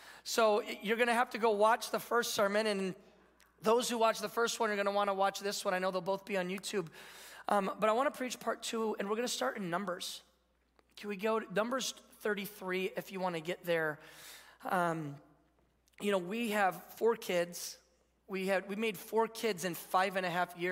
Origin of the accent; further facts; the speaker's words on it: Michigan, United States; I grew up in Michigan